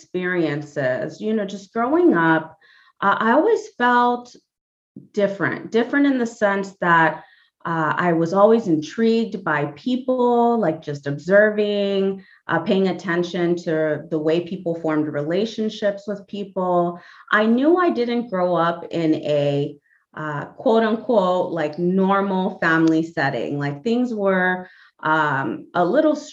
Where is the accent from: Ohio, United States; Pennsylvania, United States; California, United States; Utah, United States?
California, United States; Los Angeles; also born or lived in Panama; I'm originally from Panama. I've been here in the greater Los Angeles area since the age of 4